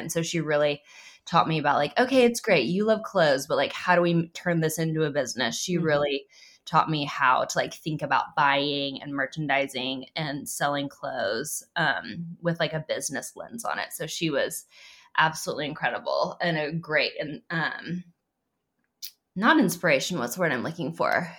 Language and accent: English; Oklahoma City, Oklahoma, United States; I grew up in Oklahoma City.